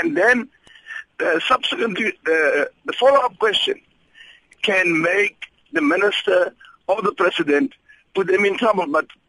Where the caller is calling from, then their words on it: Upington, Northern Cape, South Africa; Good morning. Yes, I'm calling from Upington.